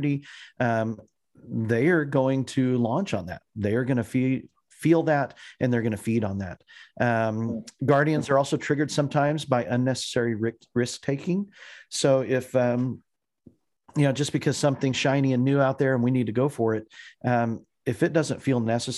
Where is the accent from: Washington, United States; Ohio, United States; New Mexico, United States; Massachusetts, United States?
New Mexico, United States; Clovis; moved away as an adult; also born or lived in Texas / Colorado; now in Indiana, United States; I was born in the Southwest in Clovis, New Mexico, out on the Eastern Plains, which if you're looking at a map is actually only like 9 miles away from the Texas border. And so we grew up pretty close to the West Texas Panhandle